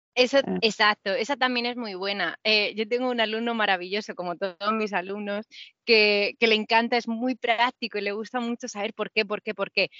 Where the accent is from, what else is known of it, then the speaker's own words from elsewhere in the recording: Murcia, Region of Murcia, Spain; yo soy de Murcia